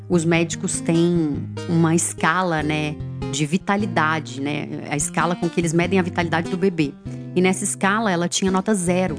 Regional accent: Belo Horizonte, Minas Gerais, Brazil; moved away; eu sou de Belo Horizonte

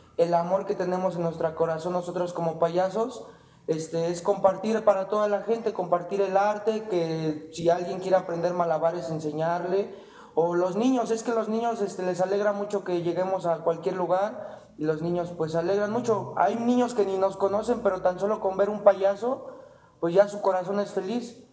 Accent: Calpulalpan, Tlaxcala, Mexico; somos de Calculalpan

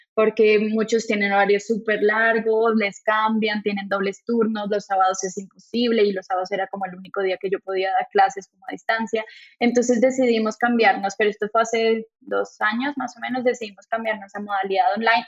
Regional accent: Colombia; moved away as an adult; also born or lived in France; now in Monterrey, Mexico; yo estaba en Francia, yo no estaba en Colombia, entonces llegué de Francia a México

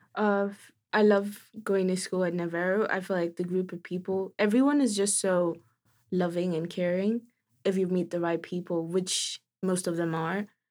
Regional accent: Kenya; moved away; I'm from Kenya

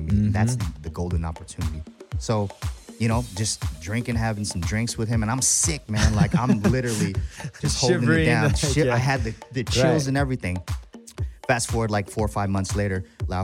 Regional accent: Seattle, Washington, United States; I come from Seattle

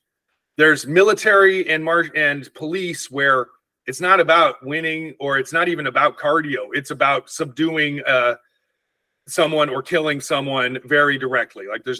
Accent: Northern California, United States; Because I'm from Northern California. We're the more thoughtful. We read books, it rains.

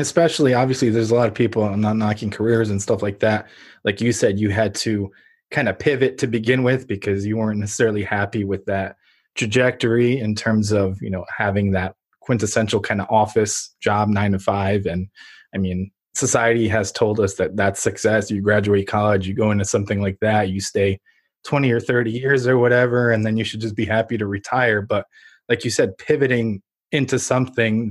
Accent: Ukraine; now in United States; I was born in Ukraine when it was still under the Soviet Union.

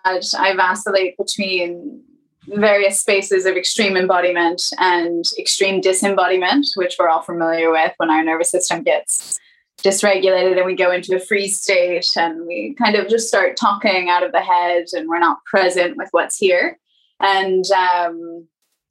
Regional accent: Columbus, Ohio, United States; I was born in the non-cornfields of Columbus, Ohio

